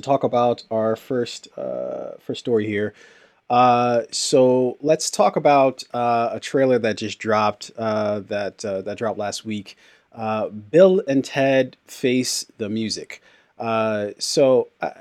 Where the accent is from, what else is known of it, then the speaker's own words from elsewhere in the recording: Nigeria; a fellow Nigerian